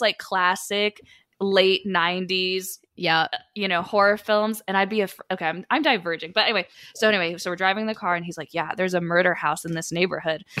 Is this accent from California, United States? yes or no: yes; Sacramento, California, United States; I am from Sacramento originally